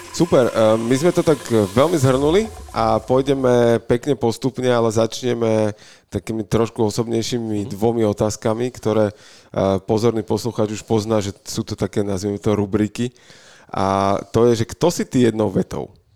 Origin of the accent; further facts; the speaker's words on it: Bratislava, Bratislava Region, Slovakia; my sme tu z Bratislavy